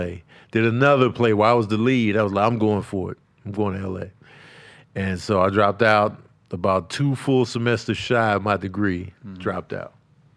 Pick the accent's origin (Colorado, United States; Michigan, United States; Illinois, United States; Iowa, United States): Illinois, United States; Chicago; also born or lived in New Mexico; now in Los Angeles, United States; I grew up in Chicago.